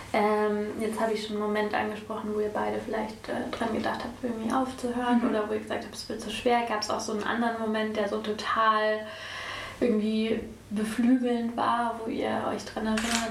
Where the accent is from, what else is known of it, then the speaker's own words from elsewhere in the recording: Munich, Bavaria, Germany; als Münchnerin